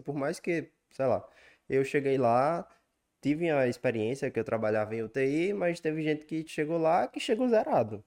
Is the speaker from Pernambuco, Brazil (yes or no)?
no; Remanso, Bahia, Brazil; also born or lived in Recife; now in São Paulo, Brazil; eu vim do interior da Bahia, de Remanso, uma cidade muito pequena, para a capital, Recife.